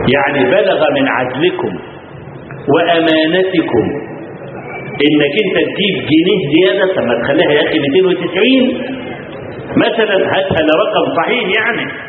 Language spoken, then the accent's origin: Arabic; Kafr El Sheikh Governorate, Egypt; عندنا في كفر الشيخ في عندنا في المحافظه